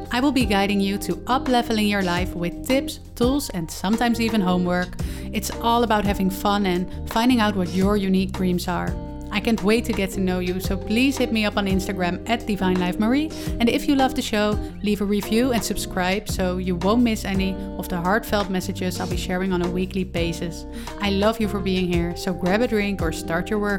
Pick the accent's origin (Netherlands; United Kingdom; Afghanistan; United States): Netherlands; English is a second language; I have recorded podcasts and published podcasts before, but they were all in Dutch since I am from the Netherlands.